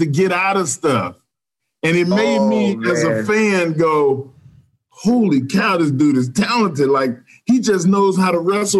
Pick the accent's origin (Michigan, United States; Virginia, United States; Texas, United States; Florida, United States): Texas, United States; I'm a Texan.